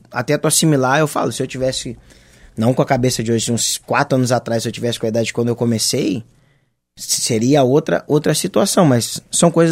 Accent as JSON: {"language": "Portuguese", "region": "Rio Grande do Sul", "country": "Brazil", "tie": "born or raised there", "said": "Cara, na, eu sou do Jardim Botânico, na realidade, né? Mas me criei aqui no Morro da Conceição, na, na Tuca, sempre jogando bola nos Mas dois."}